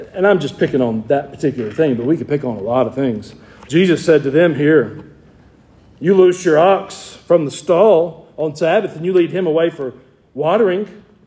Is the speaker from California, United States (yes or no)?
no; Georgia, United States; I'm from Georgia